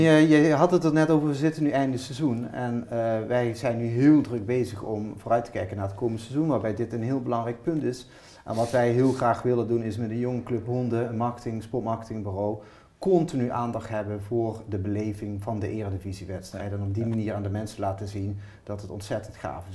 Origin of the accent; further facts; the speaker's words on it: Maastricht, Limburg, Netherlands; ik kom uit de andere kant van het land, ik kom uit Maastricht